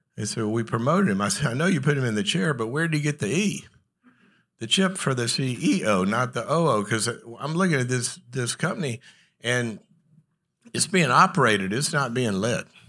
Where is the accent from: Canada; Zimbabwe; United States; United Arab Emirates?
United States; the South; moved away; also born or lived in Los Angeles; I'm from the South